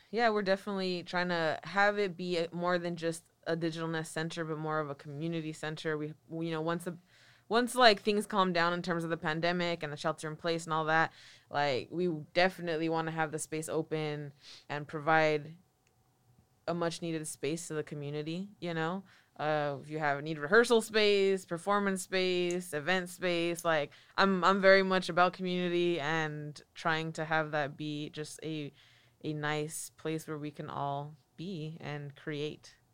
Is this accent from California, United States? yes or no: yes; Watsonville, California, United States; also born or lived in San Francisco; I grew up in Watsonville